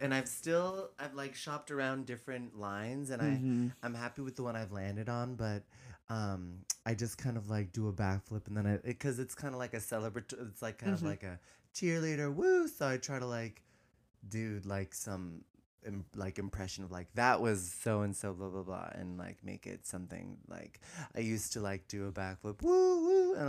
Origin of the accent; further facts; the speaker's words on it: California, United States; I grew up in the Bay, San Francisco Bay Area.